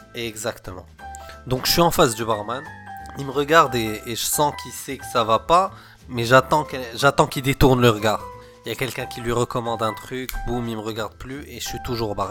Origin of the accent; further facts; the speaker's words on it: Casablanca, Casablanca-Settat, Morocco; moved away; j'ai grandi au Maroc, donc à l'époque, on était à Casablanca.